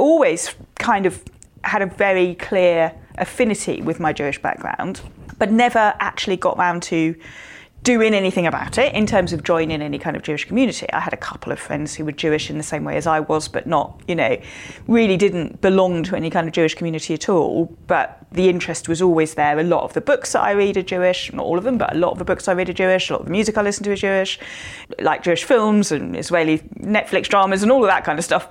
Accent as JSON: {"language": "English", "town": "Southampton", "region": "South East England", "country": "United Kingdom", "tie": "born or raised there", "said": "I was born in Southampton, 1971"}